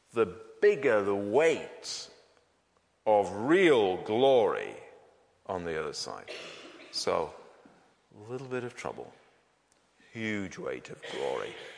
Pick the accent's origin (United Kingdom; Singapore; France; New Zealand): United Kingdom; we Brits